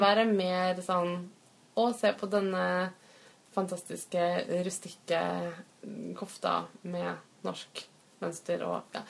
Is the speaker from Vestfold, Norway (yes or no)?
no; Fredrikstad, Østfold, Norway; min hjemby Fredrikstad